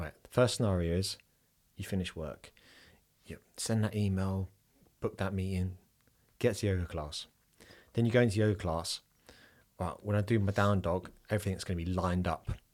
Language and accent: English; England, United Kingdom; I am an Englishman